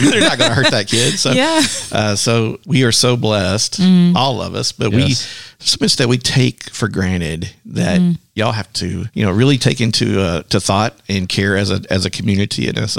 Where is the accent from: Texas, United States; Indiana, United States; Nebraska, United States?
Texas, United States; I'm from Texas